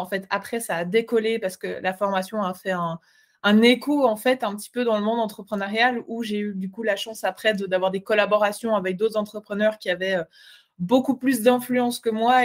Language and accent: French; Switzerland; je ne suis pas belge, je suis suisse